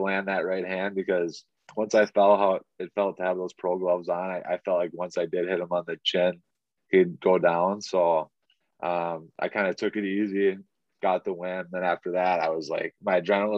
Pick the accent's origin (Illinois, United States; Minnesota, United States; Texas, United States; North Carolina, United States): Minnesota, United States; Pine City; my hometown, I was originally from Minneapolis, but we had moved when I was like 5 years old to Pine City